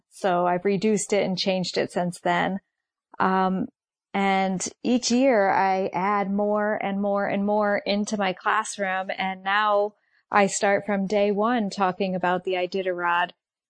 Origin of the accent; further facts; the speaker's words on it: Mansfield, Connecticut, United States; I'm from Mansfield, Connecticut.